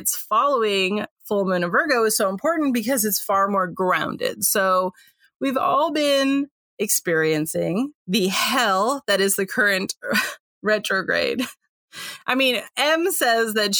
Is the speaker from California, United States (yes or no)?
yes; San Francisco, California, United States; I'm from San Francisco originally, but we are up by the Oregon border now